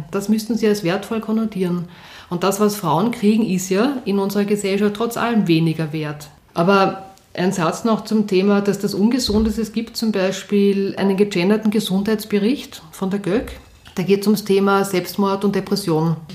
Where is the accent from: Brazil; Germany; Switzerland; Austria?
Austria; Vienna; ich bin in Wien aufgewachsen, in Atzgersdorf und bin jeden Tag mit der Schnellbahn in den, zum Matzensdorfer Platz gefahren, weil dort war meine Schule.